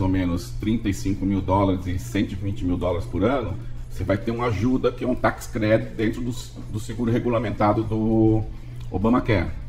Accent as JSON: {"language": "Portuguese", "region": "São Paulo", "country": "Brazil", "said": "eu sou de São Paulo"}